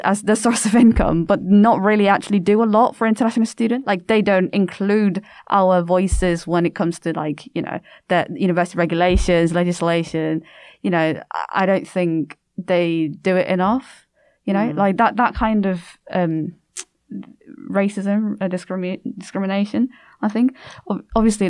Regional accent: South Korea; I'm Korean and like this is my home country

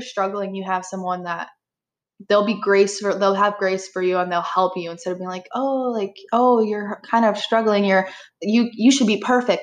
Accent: Appleton, Wisconsin, United States; moved away as an adult; now in Marquette, United States; I am from Appleton, Wisconsin

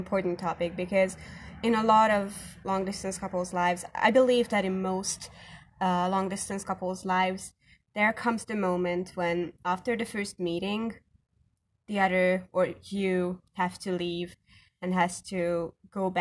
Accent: Hungary; English is a second language; I am from Hungary

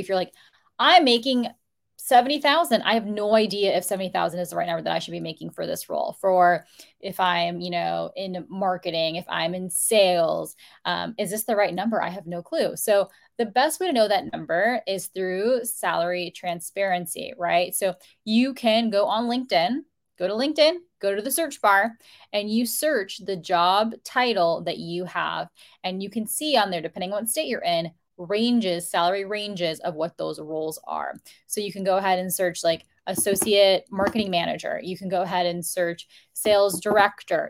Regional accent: United States; first generation in my family to be born in the United States

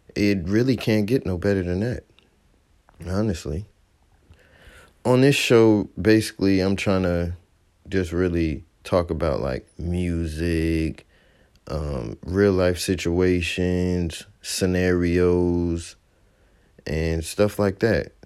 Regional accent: Fayetteville, North Carolina, United States; also born or lived in New Jersey; I was born in New Jersey, moved from there to Fayetteville, North Carolina, when I was about four years old, twenty-seven now.

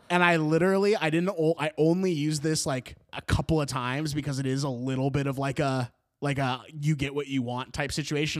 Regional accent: Beaverton, Oregon, United States; my hometown of Beaverton

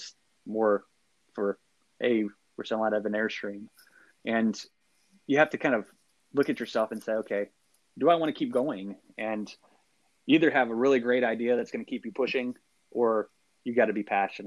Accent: Athens, Texas, United States; I'm from Athens, Texas

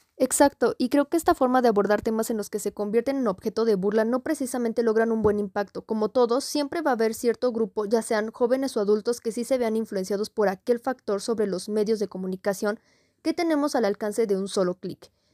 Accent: Mexico; identificarnos como mexicanos

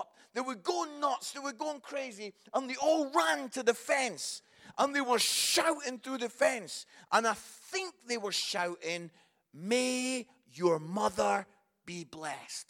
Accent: Scotland, United Kingdom; moved away as an adult; also born or lived in Barnsley; I am Scottish

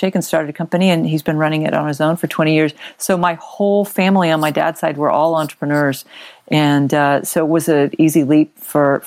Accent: Long Beach, California, United States; also born or lived in Texas / San Francisco Bay Area, California; now in California wine country, United States; I literally grew up in the Long Beach area

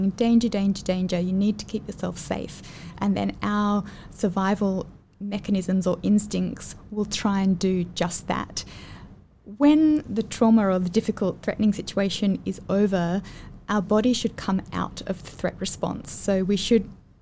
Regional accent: Australia; moved away as an adult; now in Singapore; I'm from Australia

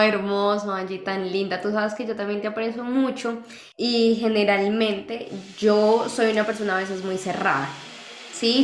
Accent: Colombia; de Colombia. Vivimos en países diferentes

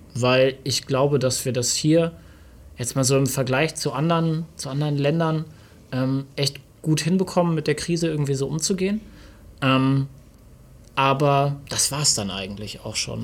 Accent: Germany; ich bin Deutscher

